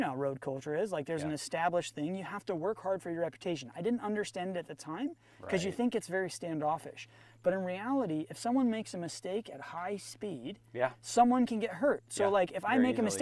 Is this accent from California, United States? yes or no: yes; Northern California, United States; now in Southern California, United States; I grew up in Northern California